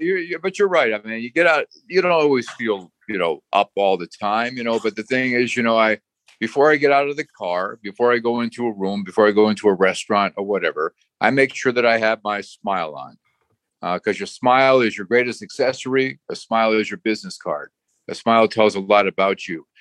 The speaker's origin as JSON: {"language": "English", "town": "North Branford", "region": "Connecticut", "country": "United States", "tie": "born or raised there", "also_born_or_lived": "Trenton, New Jersey / Guilford, Connecticut", "said": "I grew up in North Branford, Connecticut."}